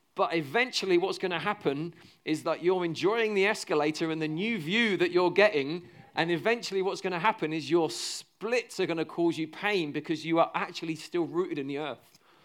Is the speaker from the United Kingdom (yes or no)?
yes; United Kingdom; 'cause we're British